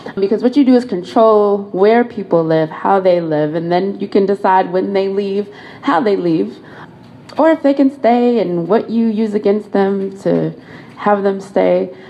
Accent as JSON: {"language": "English", "region": "Colorado", "country": "United States", "moved": "as an adult", "lives_now": "Washington, D.C., United States", "said": "I am from Colorado"}